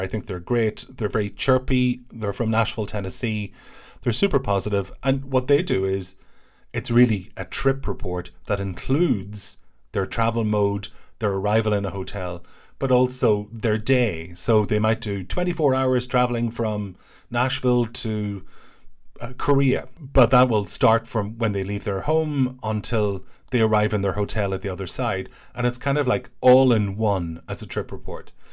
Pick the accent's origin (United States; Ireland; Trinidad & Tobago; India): Ireland; I'm an Irish person